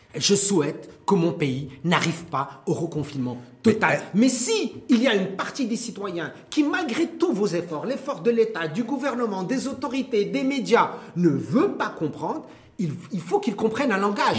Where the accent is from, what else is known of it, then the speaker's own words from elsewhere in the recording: Morocco; chez nous au Maroc